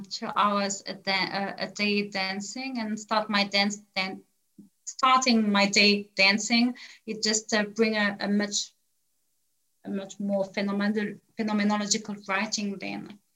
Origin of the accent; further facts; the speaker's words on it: Switzerland; also born or lived in West Africa; So just to make it clear, I grew up in West Africa from 1 to 7 years old. My first memories of life, I went to school and so on. We were dancing in a village context, and we saw a few rituals. And then we moved back to Switzerland